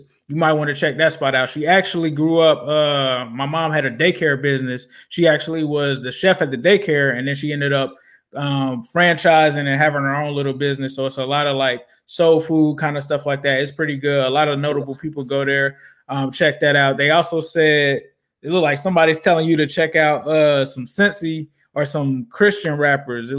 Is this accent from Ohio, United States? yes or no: yes; Cincinnati, Ohio, United States; now you're in my hometown. You in Cincinnati